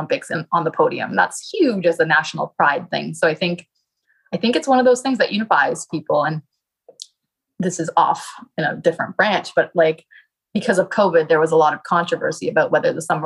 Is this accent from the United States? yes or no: no; Canada; my home country of Canada